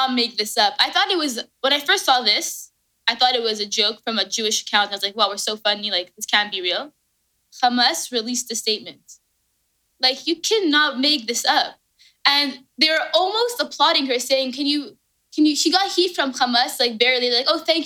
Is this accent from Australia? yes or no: no; Canada; I'm Canadian.